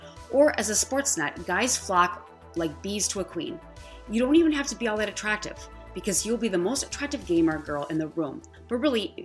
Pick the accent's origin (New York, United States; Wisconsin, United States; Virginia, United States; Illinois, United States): Wisconsin, United States; I grew up in Wisconsin.